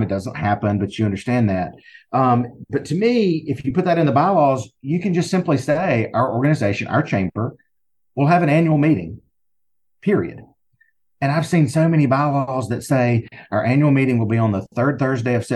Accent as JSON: {"language": "English", "region": "Alabama", "country": "United States", "accent": "Southern", "said": "in the state of Alabama where I am, if you can't tell by my accent, I'm sure you can."}